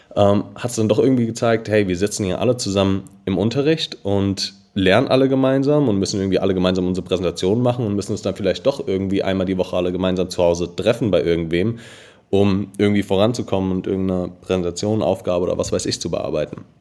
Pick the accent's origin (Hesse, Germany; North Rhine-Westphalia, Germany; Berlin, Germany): Hesse, Germany; Darmstadt; ich bin 24, gebürtiger Darmstädter, ähm, habe hier auch noch unser Office